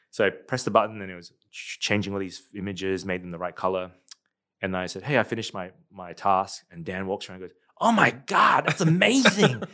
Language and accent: English; Darwin, Northern Territory, Australia; moved away as an adult; also born or lived in Singapore; now in United States; I grew up in Darwin